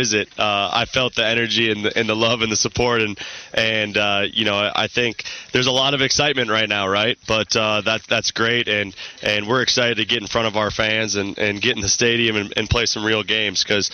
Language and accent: English; Minnesota, United States; moved away as an adult; I'm born and raised in Minnesota.